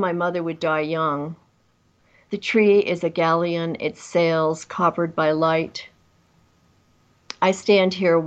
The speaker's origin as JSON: {"language": "English", "region": "New York metropolitan area", "country": "United States", "tie": "born or raised there", "also_born_or_lived": "Vermont / California / Oregon / Midwest", "moved": "as an adult", "said": "I grew up in the New York metropolitan area out in the country, and I used to take the train in to New York"}